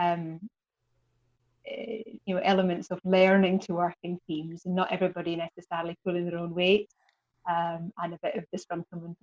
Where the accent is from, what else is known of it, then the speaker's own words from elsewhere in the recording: the Highlands, Scotland, United Kingdom; moved away as an adult; also born or lived in Glasgow / Cumbria; growing up in the Highlands and then moving to Glasgow, moving to London is quite a big step at 21.